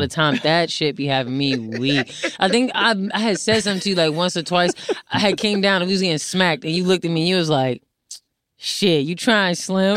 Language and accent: English; New Jersey, United States; moved away as an adult; also born or lived in Syracuse / Atlanta; now in Los Angeles, United States; I'm from Jersey, lived there for eighteen years of my life